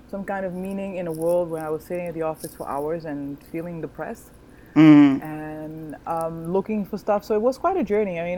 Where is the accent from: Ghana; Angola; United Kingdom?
Angola; born there; also born or lived in Netherlands; I was born in Angola, in Southwest Africa. I like to call myself a citizen of the world because I have lived in many, many places, including the United States.